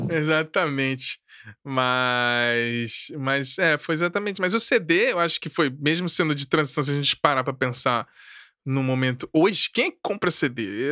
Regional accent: Brasília, Federal District, Brazil; also born or lived in Rio de Janeiro; eu nasci no Rio, mas fui pra Brasília, assim, cresci, fui criado por lá

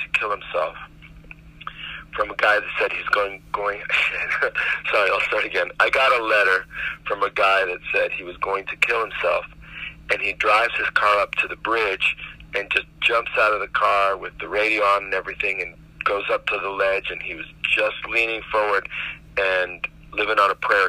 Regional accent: Miami, Florida, United States; that's the project that I grew up in Miami

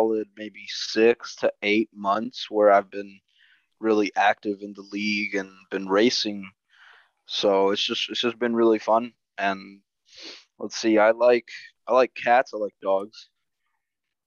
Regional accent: Costa Rica; now in United States; I am originally from Costa Rica, immigrated to the U.S.

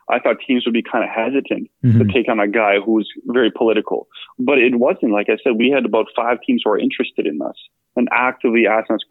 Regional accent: Canada; also born or lived in Bosnia; now in Portland, United States; I grew up in Canada.

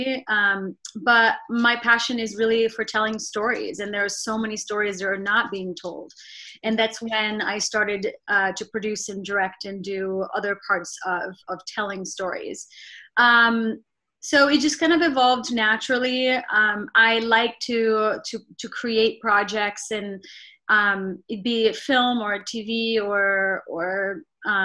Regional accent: Rio de Janeiro, Brazil; moved away as an adult; also born or lived in New York, United States; now in Los Angeles, United States; growing up in Brazil

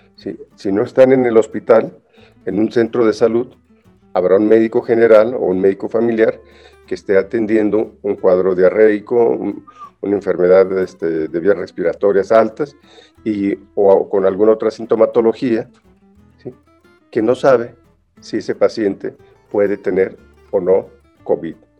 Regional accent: Mexico; así somos los mexicanos

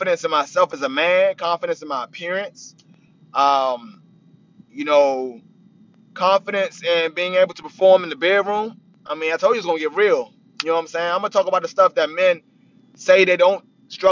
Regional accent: Capitol Heights, Maryland, United States; also born or lived in Washington, D.C.; now in Roanoke, United States; I was born in Washington, D.C., originally from PG County, Capitol Heights. Bounced all around Capitol Heights

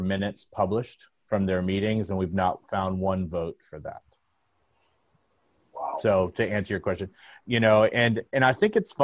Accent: Florida, United States; moved away; also born or lived in Chicago; I'm originally from Florida

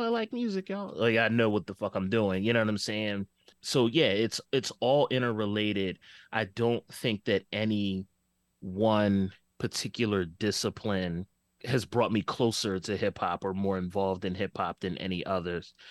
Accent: Philadelphia, Pennsylvania, United States; growing up in West Oak Lane, I had a very fun childhood, uh, but it was, it was also Philly in the eighties

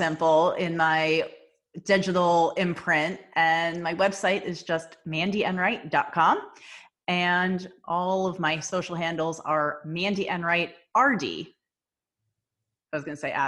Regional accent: New Jersey, United States; I'm from Jersey

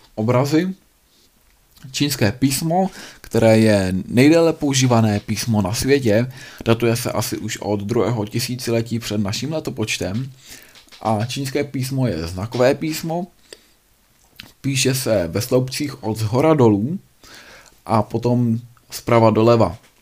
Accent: Bohemia, Czechia; tady u nás v Čechách

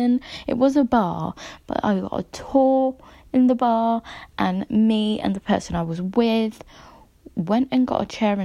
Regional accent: London, United Kingdom; I am from London.

